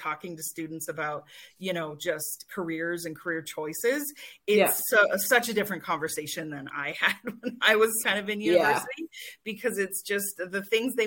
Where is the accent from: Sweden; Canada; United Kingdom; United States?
Canada; outside Toronto, Ontario; moved away as an adult; also born or lived in Halifax / Vancouver; now in Kelowna, Canada; I was born in Ontario. So I spent most of my life living outside Toronto in what is now probably Greater Toronto, but back then it was like farmers' fields.